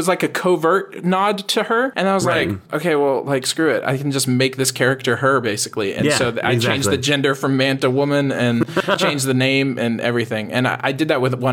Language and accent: English; Texas, United States; I'm from Texas.